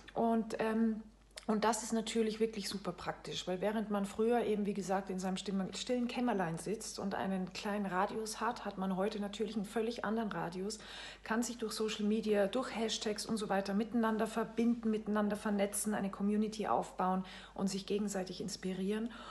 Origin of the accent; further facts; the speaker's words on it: Salzburg, Austria; moved away as an adult; also born or lived in France; now in Bremen, Germany; Ich lebe in Bremen, bin aber gebürtige Österreicherin. Ich bin in Salzburg geboren